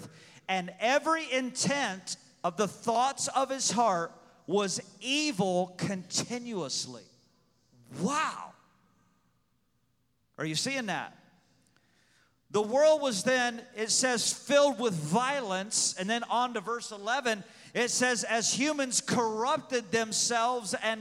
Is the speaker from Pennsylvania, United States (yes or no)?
no; Pekin, Illinois, United States; I was born in Pekin, Illinois